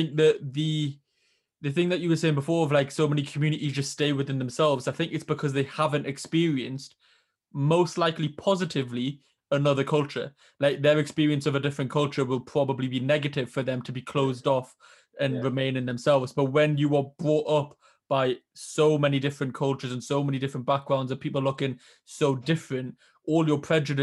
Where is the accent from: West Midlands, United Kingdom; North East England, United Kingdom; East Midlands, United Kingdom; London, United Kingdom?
North East England, United Kingdom; Newcastle upon Tyne; growing up in Newcastle here